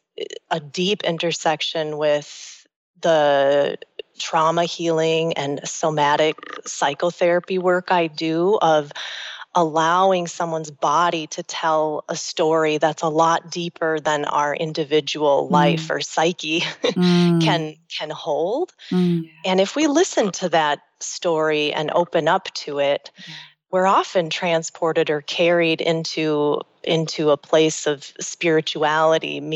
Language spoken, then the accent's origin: English; United States; growing up in the United States.